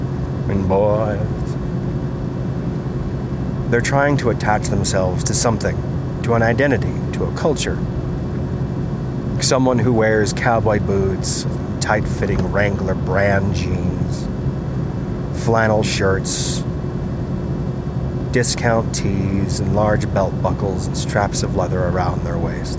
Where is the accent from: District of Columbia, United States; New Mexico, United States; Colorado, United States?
Colorado, United States; Colorado, my home state